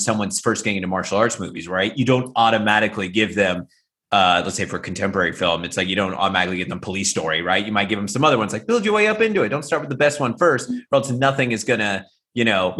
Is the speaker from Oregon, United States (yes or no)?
no; Central Valley, California, United States; I was born and raised in the Central Valley, California.